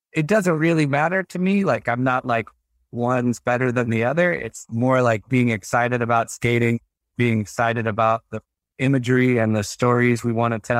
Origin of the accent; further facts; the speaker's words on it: Texas, United States; especially I grew up in Texas. Which is not like, it's a not a very progressive state. You know, it's a pretty conservative place.